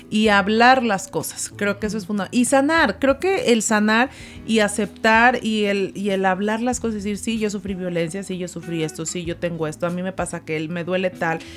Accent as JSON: {"language": "Spanish", "region": "Zacatecas", "country": "Mexico"}